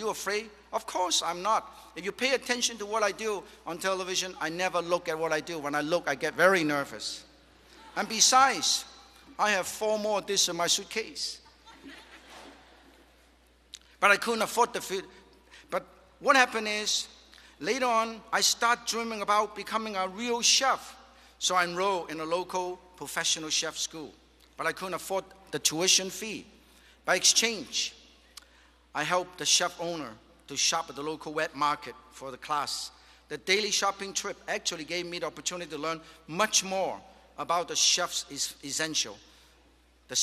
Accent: Guangzhou, Guangdong, China; moved away; also born or lived in Davis, California; my hometown, Guangzhou

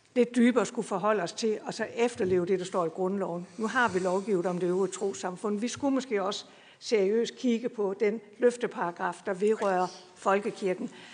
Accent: Bredballe, Southern Denmark, Denmark; jeg kommer fra Bredballe, kan I måske høre

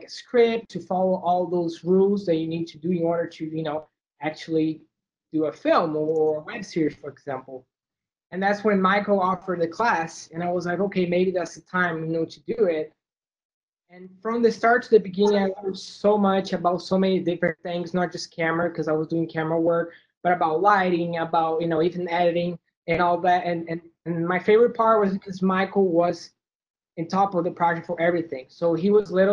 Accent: Brazil; moved away as an adult; I'm from Brazil, and I moved here in 2014

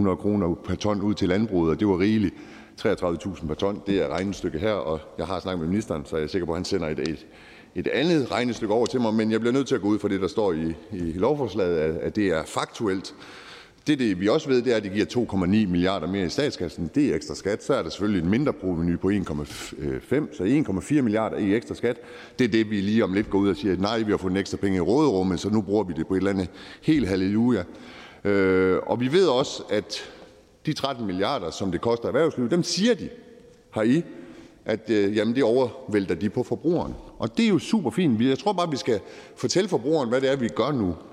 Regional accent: North Jutland, North Denmark Region, Denmark; jeg er nordjyde

